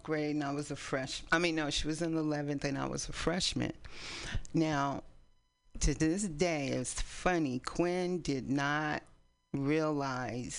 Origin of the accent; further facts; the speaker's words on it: East Palo Alto, California, United States; moved away as an adult; also born or lived in San Francisco, United States; now in Oakland, United States; We grew up in East Palo Alto.